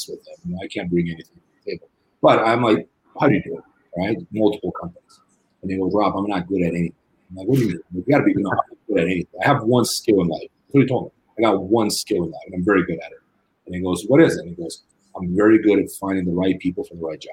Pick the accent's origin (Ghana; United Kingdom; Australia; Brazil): Brazil; moved away; I grew up in Brazil